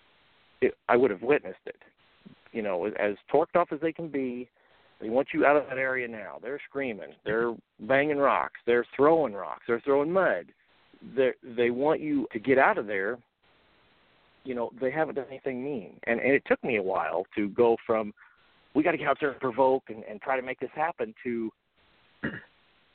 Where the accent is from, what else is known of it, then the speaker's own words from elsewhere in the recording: Central Illinois, United States; I'm from Central Illinois